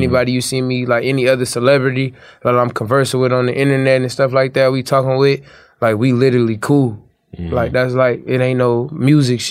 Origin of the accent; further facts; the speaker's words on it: Compton, California, United States; moved away; I'm from Compton